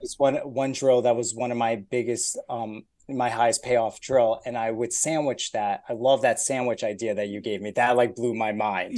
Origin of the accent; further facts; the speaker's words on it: New Jersey, United States; moved away as an adult; also born or lived in Brooklyn, New York / Buffalo, New York; now in Atlanta, United States; originally I was born in Brooklyn, moved to New Jersey